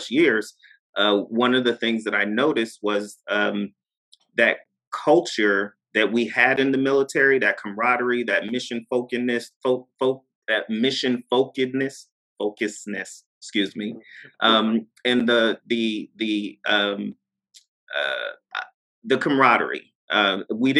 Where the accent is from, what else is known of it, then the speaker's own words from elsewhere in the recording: Poughkeepsie, New York, United States; moved away as an adult; I'm from Poughkeepsie, New York